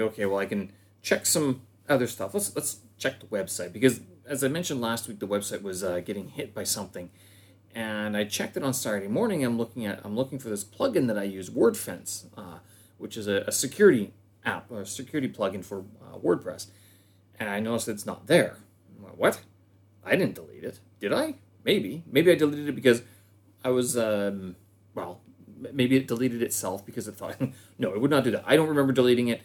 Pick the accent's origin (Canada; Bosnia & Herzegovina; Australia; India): Canada; moved away as an adult; now in Beijing, China; I'm a Canadian expat situated here in Beijing, China.